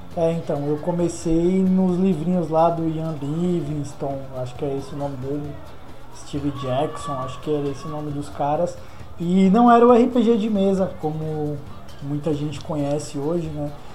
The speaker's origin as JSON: {"language": "Portuguese", "town": "Recife", "region": "Pernambuco", "country": "Brazil", "tie": "born or raised there", "moved": "yes", "said": "lá de Recife, minha terra natal"}